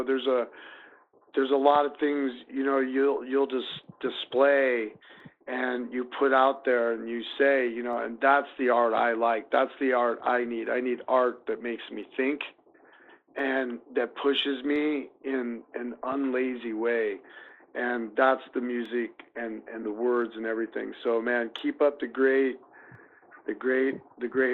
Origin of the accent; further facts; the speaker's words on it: Des Moines, Iowa, United States; here in Des Moines